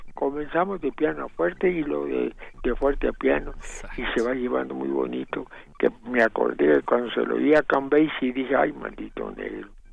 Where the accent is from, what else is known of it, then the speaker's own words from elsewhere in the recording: Chihuahua, Mexico; mi papá hizo la primera banda de jazz allá en Chihuahua porque yo nací en Chihuahua